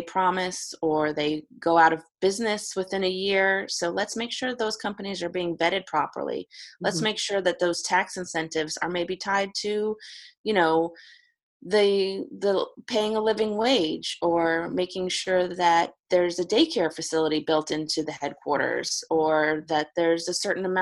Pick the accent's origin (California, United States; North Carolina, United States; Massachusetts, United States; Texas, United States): Massachusetts, United States; the Berkshires, Western; moved away as an adult; also born or lived in Hickman County, Tennessee; now in Spring Hill, United States; I grew up in Western Massachusetts in the Berkshires